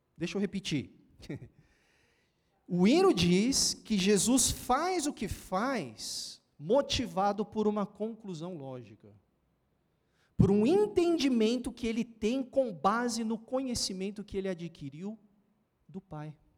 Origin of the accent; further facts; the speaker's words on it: São Paulo, Brazil; Lá de onde eu venho, né? Da, da Samaria, lá do outro lado, de São Paulo